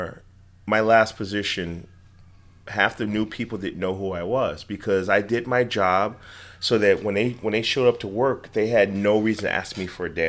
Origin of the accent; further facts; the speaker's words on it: Chicago, Illinois, United States; I'm from Chicago. What part? The West Side